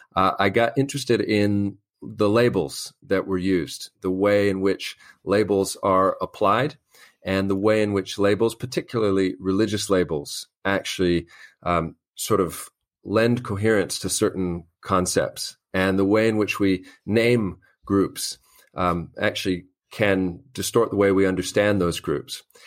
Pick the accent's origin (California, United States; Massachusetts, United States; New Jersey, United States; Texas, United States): California, United States; Los Angeles; moved away as an adult; also born or lived in Albany, Georgia / Northern Ireland; now in London, United Kingdom; I'm from Los Angeles, California originally